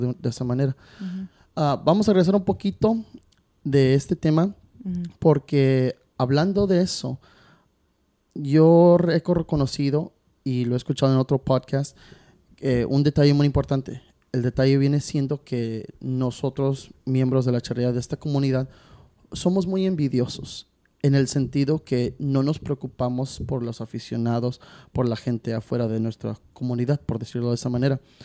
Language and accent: Spanish; Chicago, Illinois, United States; moved away; also born or lived in California; yo crecí charré en Chicago y he charreado en California